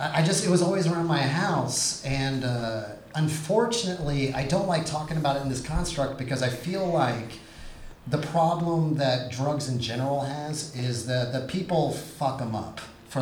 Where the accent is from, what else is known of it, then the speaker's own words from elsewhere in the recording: San Antonio, Texas, United States; also born or lived in Austin, Texas; I was raised in San Antonio where we have values.